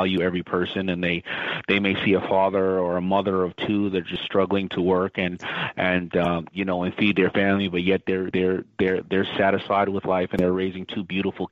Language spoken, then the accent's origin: English; New York City, New York, United States; I was growing up in Hollis, Queens, where it was lower middle class